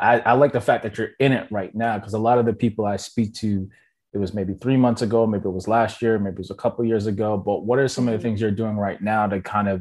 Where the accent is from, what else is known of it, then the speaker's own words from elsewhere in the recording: Jamaica; I'm Jamaican